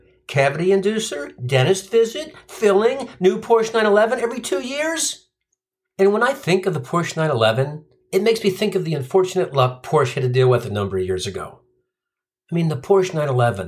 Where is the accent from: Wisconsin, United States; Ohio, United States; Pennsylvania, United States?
Ohio, United States; Cincinnati; moved away; I grew up in Cincinnati, and my mom was an English teacher at our local grade school